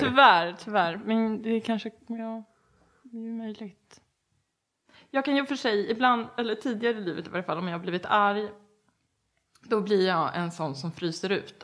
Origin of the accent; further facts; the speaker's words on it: Enhörna, Stockholm County, Sweden; moved away; jag kommer ifrån Enhörna. Från början, utanför Södertälje